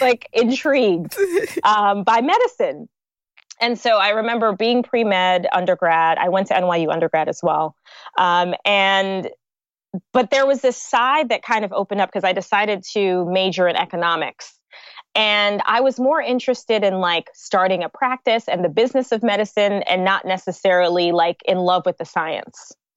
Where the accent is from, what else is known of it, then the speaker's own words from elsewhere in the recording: United States; moved away as an adult; also born or lived in New York / New Jersey; now in Lagos, Nigeria; So I grew up in New York and I grew up in New Jersey. So okay. I kind of did half of my life in, in each state